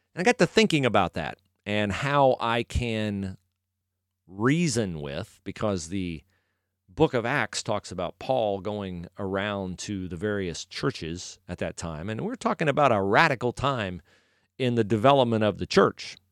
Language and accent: English; United States; I was born in America